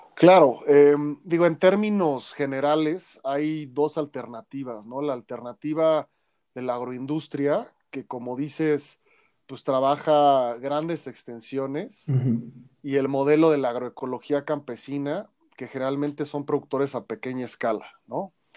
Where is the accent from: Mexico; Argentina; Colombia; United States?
Mexico; Mexico City; nuestra identidad cultural como chilangos, como mexicanos